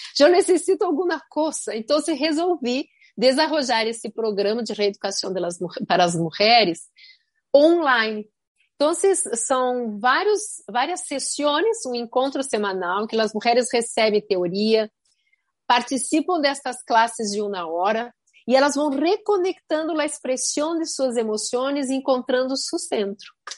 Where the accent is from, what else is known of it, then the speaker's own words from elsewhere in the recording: Rio Grande do Sul, Brazil; now in Miami, United States; em Rio Grande do Sul, de onde venho, há muitas empresas familiares